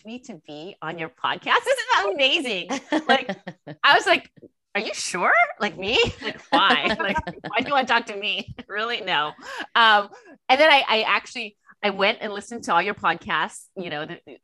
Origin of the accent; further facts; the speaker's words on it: Los Angeles, California, United States; born and raised in Los Angeles. So I'm a native Angeleno, true and true.